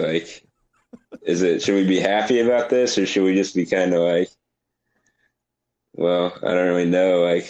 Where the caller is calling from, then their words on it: Orlando, Florida, United States; I'm calling from Orlando, Florida.